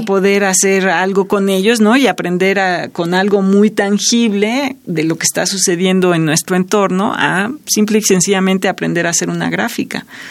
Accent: Mexico; nuestro país y para nuestra cultura como mexicanos

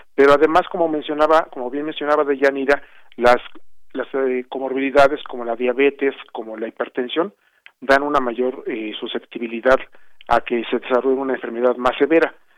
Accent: Mexico; como mexicanos

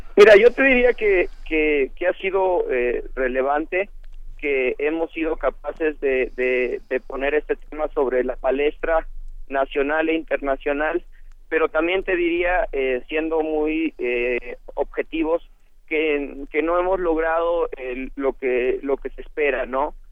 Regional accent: Mexico; como sociedad mexicana

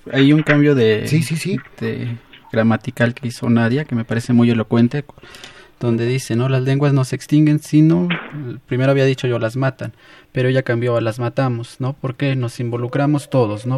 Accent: San Pedro Mártir Yucuxaco, Oaxaca, Mexico; yo también soy de San Pedro Mártir Yucujaco

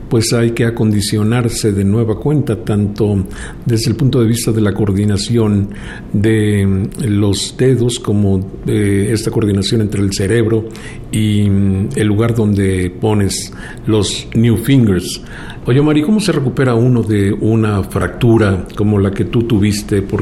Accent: Mexico City, Mexico; En la Ciudad de México.

